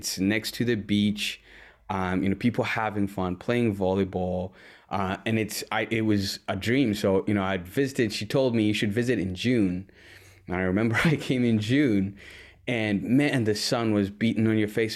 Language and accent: English; Uganda; moved away as an adult; also born or lived in Washington, D.C., United States; now in Wisconsin, United States; born and raised in Uganda